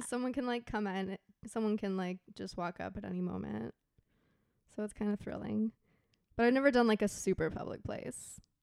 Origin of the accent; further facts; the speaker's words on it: Texas, United States; we grew up in Texas where, you know, it, there's a lot of thunderstorms